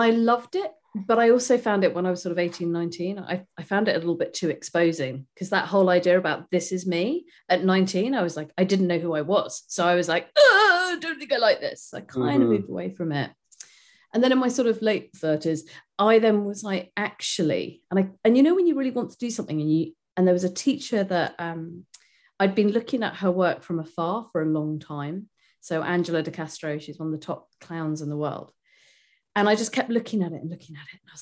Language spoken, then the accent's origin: English; United Kingdom; I'm a Brit